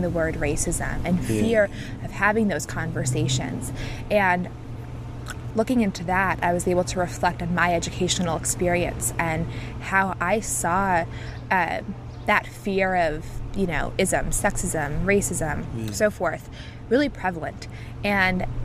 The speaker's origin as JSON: {"language": "English", "region": "New York", "country": "United States", "said": "I'm from New York"}